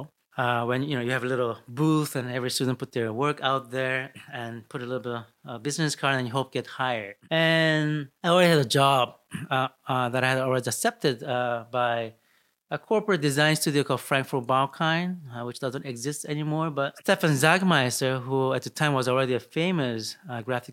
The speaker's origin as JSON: {"language": "English", "country": "Brazil", "tie": "born or raised there", "also_born_or_lived": "Seoul, Korea", "moved": "yes", "lives_now": "New York, United States", "said": "I grew up in Brazil"}